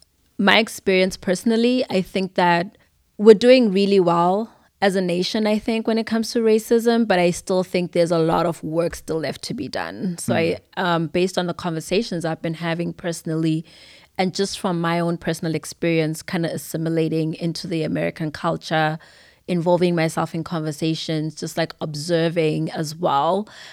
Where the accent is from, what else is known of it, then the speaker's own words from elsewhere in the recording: Zimbabwe; now in United States; It's been a while, but I grew up in Zimbabwe. Everything about me is Zimbabwean. I was born in America, so I have birthright citizenship